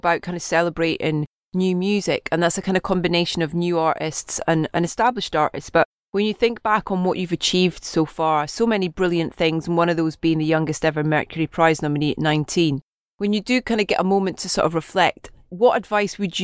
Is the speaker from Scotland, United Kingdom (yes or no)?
yes; Scotland, United Kingdom; being Scottish